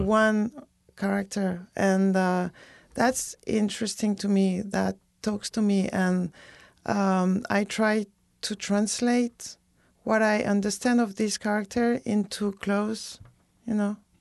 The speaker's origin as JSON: {"language": "English", "area": "near Bordeaux", "region": "Nouvelle-Aquitaine", "country": "France", "tie": "born or raised there", "also_born_or_lived": "West Indies / Paris", "moved": "yes", "lives_now": "Chicago, United States", "said": "I grew up in a chalet near Bodo"}